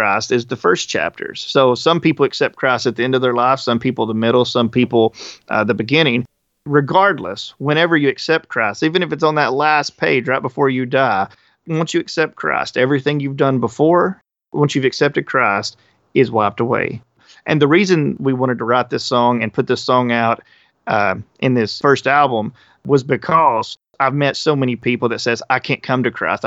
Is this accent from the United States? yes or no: yes; the Bible Belt, United States; we come from the Bible Belt.